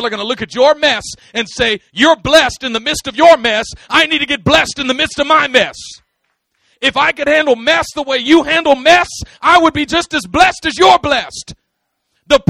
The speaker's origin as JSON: {"language": "English", "town": "Oakland", "region": "California", "country": "United States", "tie": "born or raised there", "said": "I am from East Oakland, but I'm not of it. I grew up in it, but not of it"}